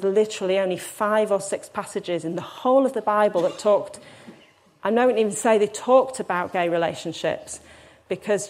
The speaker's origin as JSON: {"language": "English", "town": "Hull", "region": "Yorkshire and the Humber", "country": "United Kingdom", "said": "I'm from Hull"}